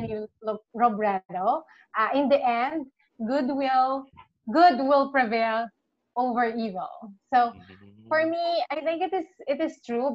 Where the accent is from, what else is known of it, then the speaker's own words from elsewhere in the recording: Philippines; now in Canada; But Philippines is home, and I need to know what's going on in my homeland. And although I'm Canadian now, Canadian citizen, and wanted to be a global citizen, I'm still a Filipino first